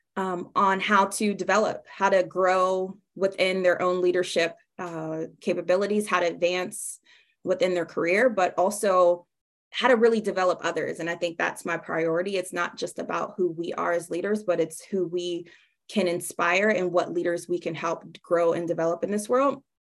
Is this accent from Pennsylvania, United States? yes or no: yes; Pittsburgh, Pennsylvania, United States; now in Tampa, United States; I'm originally from Pittsburgh, Pennsylvania.